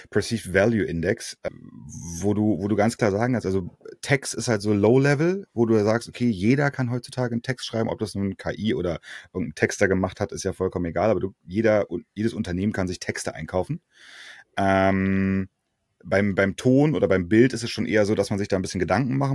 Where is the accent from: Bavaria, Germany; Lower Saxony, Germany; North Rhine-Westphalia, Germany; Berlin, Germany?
Berlin, Germany; Ja, geboren und aufgewachsen in Berlin, die ersten 20 Jahre meines Lebens.